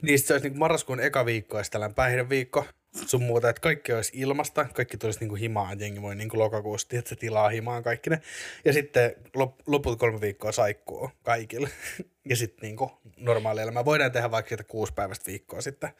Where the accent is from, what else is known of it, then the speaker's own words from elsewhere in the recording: Espoo, Uusimaa, Finland; also born or lived in Korso, Vantaa; now in Helsinki, Finland; Mä sy- synnyin, synnyin Korsossa. Sitten tota, asustelin vähän siellä täällä PK-seutua. Ja sitten tämän niin kuin, koko peruskoulun ja lukion niin asuin Espoossa